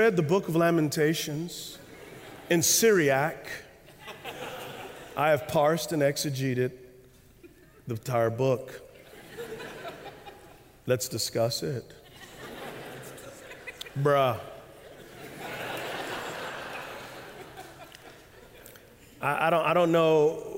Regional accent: United States; As American Christians

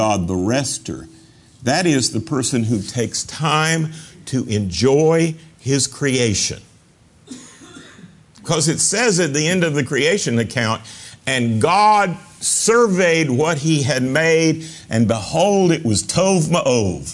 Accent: North Carolina, United States; growing up in North Carolina is that the Methodists and the Baptists were death and taxes against gambling

